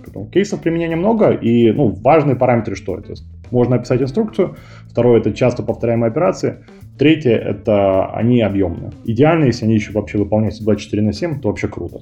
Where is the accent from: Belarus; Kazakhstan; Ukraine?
Kazakhstan; moved away as an adult; now in Moscow, Russia; Сам я родился в Казахстане, 10 а лет назад перебрался в Москву